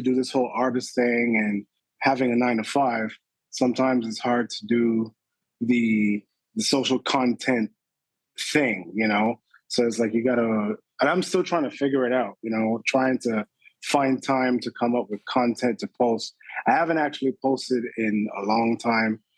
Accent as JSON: {"language": "English", "country": "Barbados", "tie": "born or raised there", "said": "I'm originally from Barbados, born and raised."}